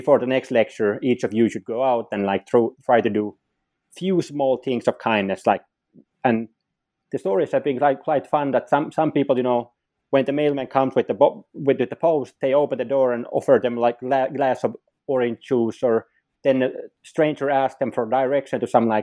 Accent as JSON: {"language": "English", "country": "Finland", "also_born_or_lived": "Sweden / Rochester, New York, United States / Helsinki, Finland", "said": "I'm from Finland. So I've been living like basically most of my life within Finland"}